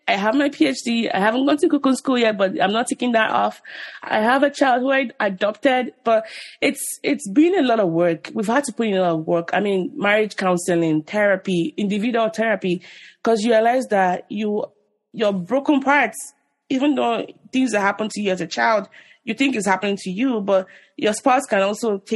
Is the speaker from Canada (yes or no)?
no; Nigeria; as a Nigerian, or even an African